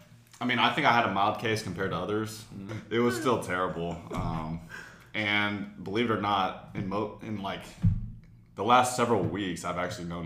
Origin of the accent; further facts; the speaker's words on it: Southlake, Texas, United States; Grew up in South Lake.